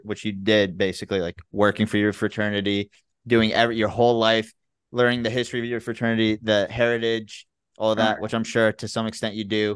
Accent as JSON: {"language": "English", "town": "Memphis", "region": "Tennessee", "country": "United States", "moved": "as an adult", "said": "I'm from Memphis, Tennessee"}